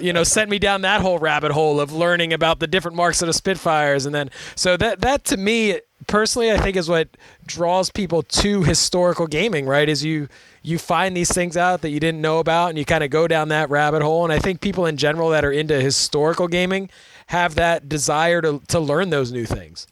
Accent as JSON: {"language": "English", "country": "United States", "tie": "born or raised there", "said": "growing up in America"}